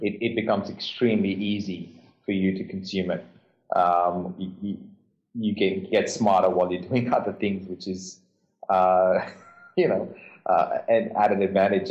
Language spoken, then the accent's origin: English; India; moved away as an adult; now in Australia; I'm Indian.